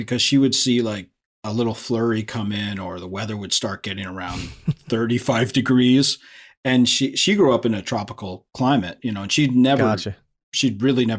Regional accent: Phoenix, Arizona, United States; also born or lived in Boston; now in Los Angeles, United States; Up until I was like 11, but I was born in Boston, you know? So, so I do have this kind of back and forth West Coast, East Coast thing. And now my family all miraculously all moved back to Phoenix when I moved to LA 20 years ago.

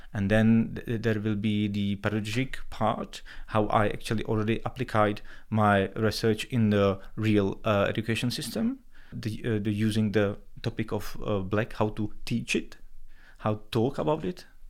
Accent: Czechia; moved away as an adult; also born or lived in New York; I moved out from Czech Republic

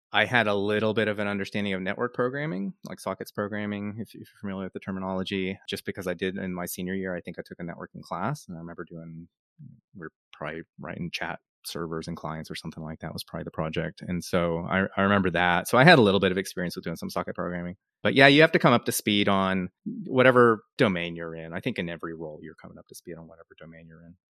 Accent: Dallas, Texas, United States; moved away as an adult; also born or lived in Pennsylvania / Austin; I grew up in Dallas

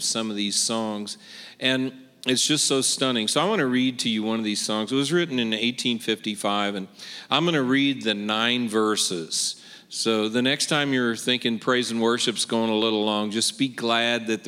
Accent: Kansas City, Missouri, United States; I'm from Kansas City, Missouri.

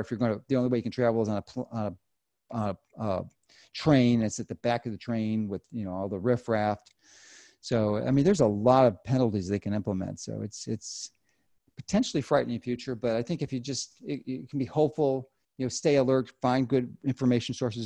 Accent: Chicago, Illinois, United States; I'm from Chicago in Illinois

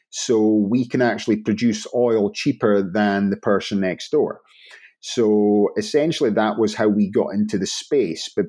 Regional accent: Inverness, Scotland, United Kingdom; I'm from the north of Scotland. So, originally Inverness, which no one knows what it is

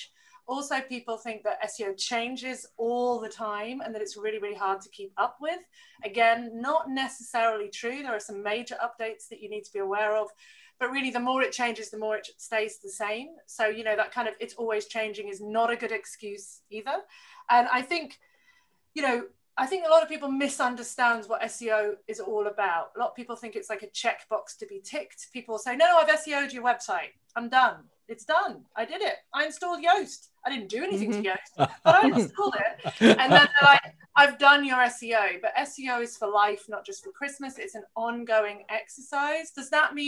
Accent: near Manchester, North West England, United Kingdom; moved away as an adult; now in Australia; I'm British. I grew up in near Manchester and lived, go the Brits. And then I lived down south.

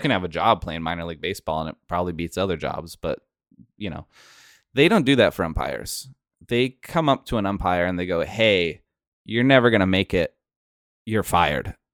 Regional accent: an hour outside of Portland, Oregon, United States; my hometown of, I'm from an hour outside of Portland, Oregon.

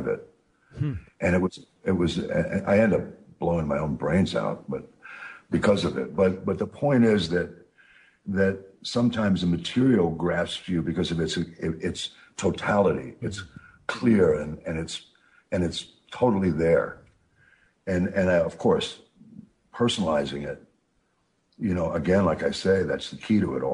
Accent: New York, United States; I'm from New York

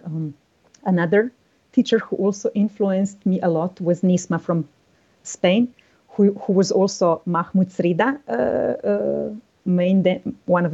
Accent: Slovenia; I started teaching in my hometown

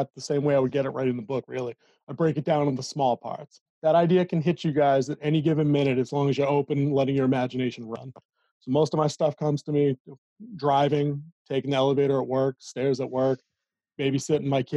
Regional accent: Massachusetts, United States; Born and raised in Massachusetts.

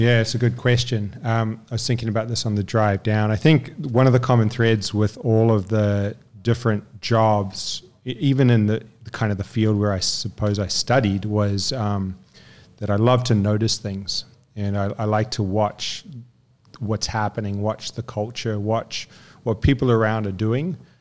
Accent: New Zealand; moved away; also born or lived in French Polynesia / Newcastle; raised in New Zealand.

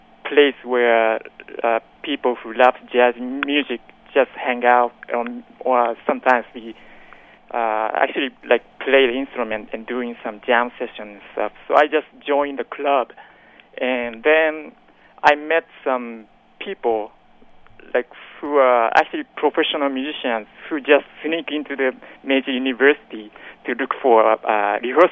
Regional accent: Tokyo, Japan; English is a second language; moved away as an adult; now in New York, United States; I was born in Tokyo, Japan, obviously. Grew up listening to all kind of music

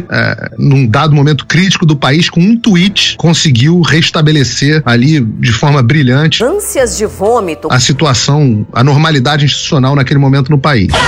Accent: Rio de Janeiro, Brazil; Isso aí, pô, fevereiro eu sou carioca, vambora, galera.

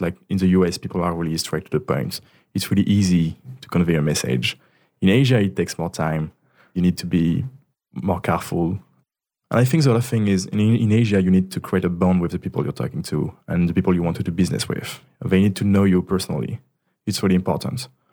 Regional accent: Ardèche, Auvergne-Rhône-Alpes, France; English is a second language; moved away as an adult; now in Paris, France; I'm from Ardèche, which is like, I think the, the region in France with the less population. It's really the countryside

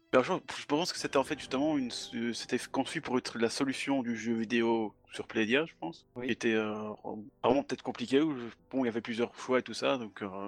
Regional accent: Belgium; Je suis, je suis belge, je dis 90.

